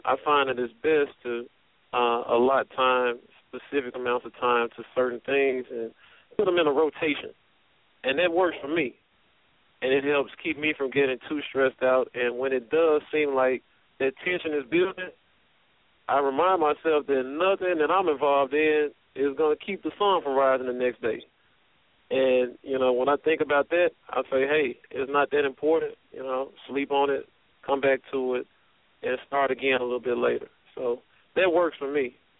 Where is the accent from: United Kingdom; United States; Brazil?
United States; Memphis, Tennessee; moved away; Born and raised in Memphis, Tennessee